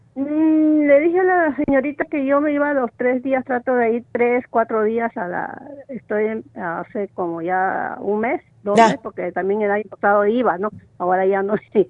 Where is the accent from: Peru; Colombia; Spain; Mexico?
Peru; yo soy peruana